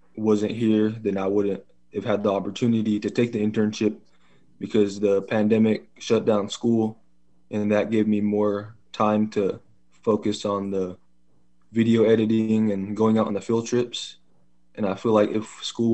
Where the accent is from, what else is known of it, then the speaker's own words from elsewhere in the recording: Ukiah, California, United States; first language English; also born or lived in Covelo, California; I was born in Ukiah, California.